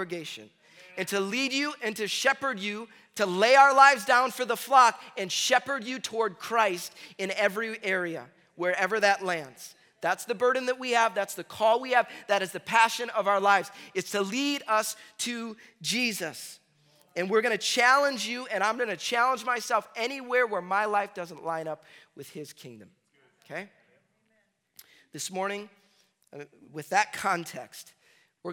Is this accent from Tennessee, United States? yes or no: no; Chicago, Illinois, United States; I grew up in Chicago area, and we started school earlier